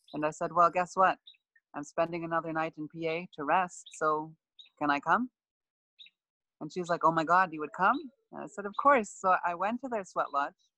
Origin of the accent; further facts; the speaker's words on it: Buffalo Narrows, Saskatchewan, Canada; my hometown of Buffalo Narrows